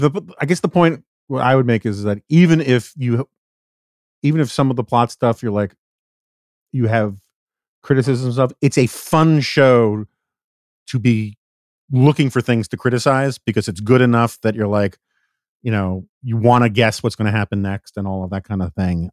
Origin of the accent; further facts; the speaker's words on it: New York City, New York, United States; I grew up in New York City.